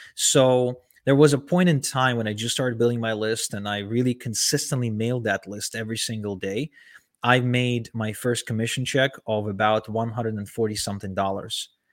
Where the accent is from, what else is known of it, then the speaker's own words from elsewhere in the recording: Ukraine; moved away; also born or lived in Israel; I was born and raised in Ukraine